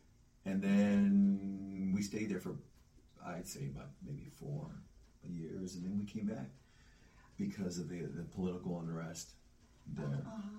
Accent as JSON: {"language": "English", "town": "Cleveland", "region": "Ohio", "country": "United States", "tie": "born or raised there", "also_born_or_lived": "Buenos Aires, Argentina", "said": "Well, I'm from Cleveland, Ohio, but not originally. But I came in from Cleveland, Ohio."}